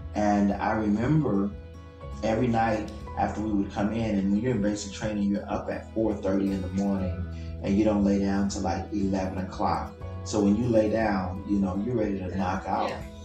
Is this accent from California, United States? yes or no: yes; Compton, California, United States; I grew up in Compton.